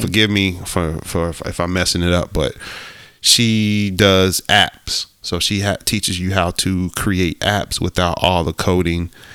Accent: Ohio, United States; growing up in the Midwest, I grew up in Ohio

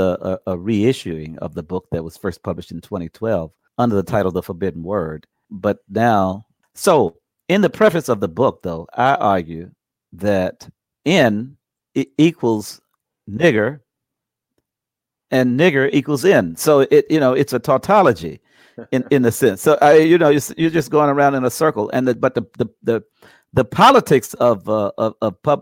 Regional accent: Chesterfield County, outside Richmond, Virginia, United States; I grew up outside of Richmond in the Richmond area, but in Chesterfield County, the southern part of Chesterfield County

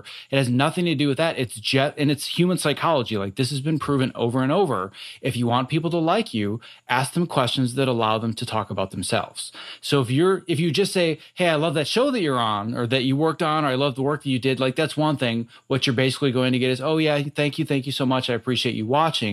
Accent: Wisconsin, United States; born or raised there; moved away

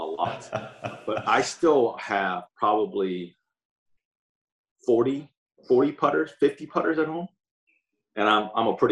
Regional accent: Southern California, United States; there's a lot of golf courses, that I grew up on.

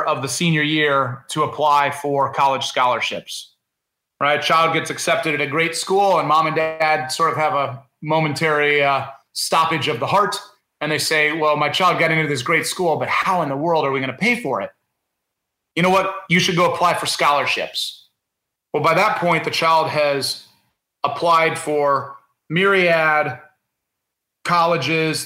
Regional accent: Indiana, United States; I grew up in Indiana

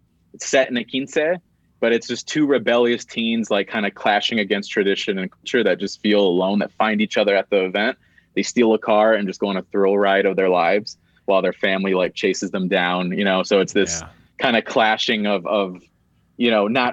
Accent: Gary, Indiana, United States; I grew up like in Gary, Indiana

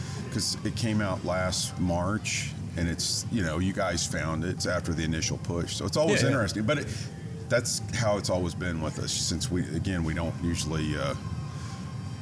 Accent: Kansas City, United States; moved away as an adult; also born or lived in Los Angeles; I'm from Kansas City originally, and I had transplanted myself out to LA in the early 2000s

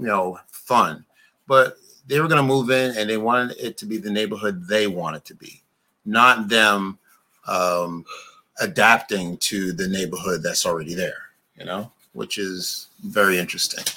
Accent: New York, United States; also born or lived in Brooklyn; I grew up in New York. I lived in Brooklyn for quite a while.

